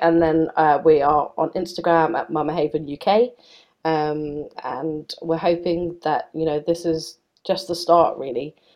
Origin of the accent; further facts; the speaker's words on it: United Kingdom; I, I'm very British